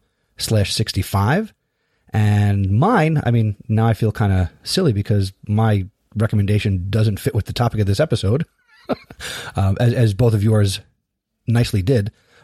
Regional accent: United States; as an American, and as a history teacher.

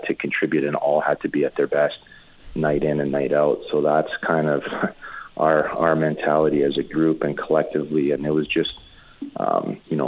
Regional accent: Edmonton, Alberta, Canada; being from Edmonton, playing in front of my hometown

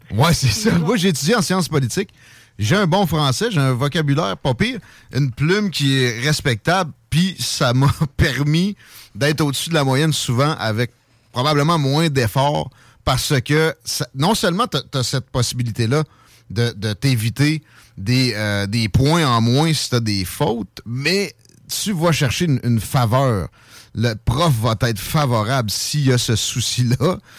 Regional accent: Quebec, Canada; on a moins d'anglicisme que les très colonisés français de France

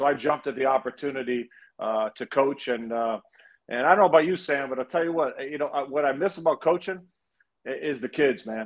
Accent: Toronto, Ontario, Canada; growing up in Toronto, being a Toronto kid

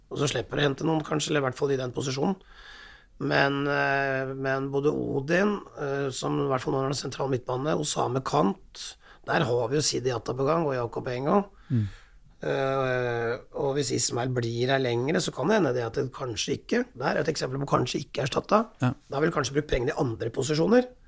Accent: Raufoss, Innlandet, Norway; moved away; also born or lived in Telemark; jeg vokste opp på Raufoss

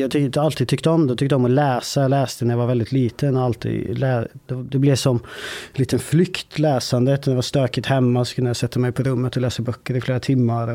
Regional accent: Vålberg, Värmland, Sweden; ort som heter Vålberg. Ganska liten ort, 3000 invånare kanske. Där växte jag upp

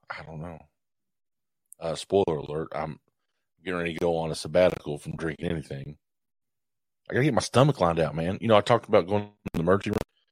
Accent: Morehead, Kentucky, United States; I'm from Moorhead.

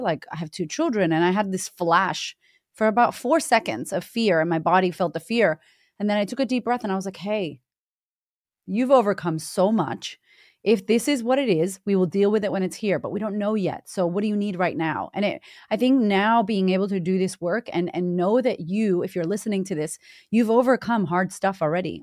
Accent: Boston, Massachusetts, United States; moved away as an adult; I grew up in Boston, Massachusetts, in America

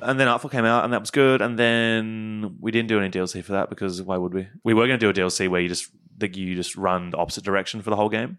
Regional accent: Queensland, Australia; now in Melbourne, Australia; I am from Queensland

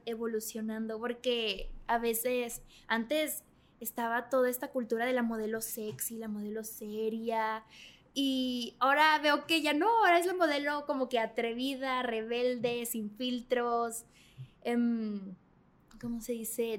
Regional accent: Mexico; yo era la única mexicana

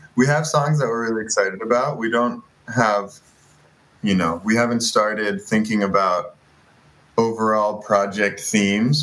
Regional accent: Boston, Massachusetts, United States; I grew up in Boston as a major basketball fan and basketball player

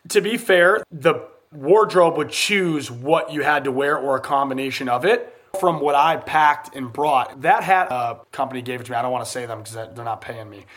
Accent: United States; I'm American

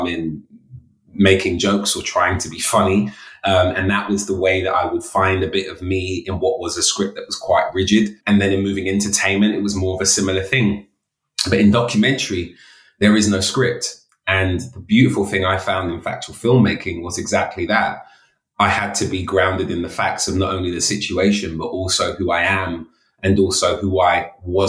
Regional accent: London, United Kingdom; a young man of color growing up in London in the inner city

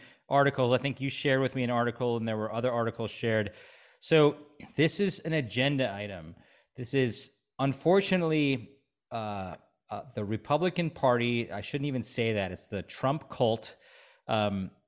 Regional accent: Stevens Point, Wisconsin, United States; moved away; also born or lived in Chicago / New York / California; I grew up in Stevens Point.

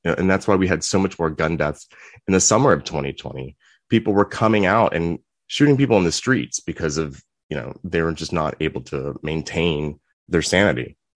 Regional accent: Virginia Beach, Virginia, United States; I grew up in Virginia Beach.

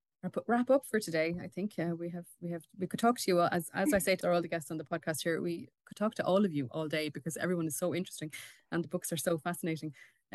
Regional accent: Wexford, Leinster, Ireland; landscapes that would have been so different to the one I grew up in, because I'm from Wexford, so it would have been totally different.

